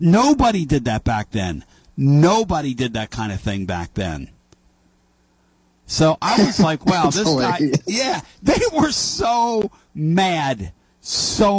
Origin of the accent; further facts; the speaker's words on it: Philadelphia, Pennsylvania, United States; moved away; I grew up in Philly with some great writers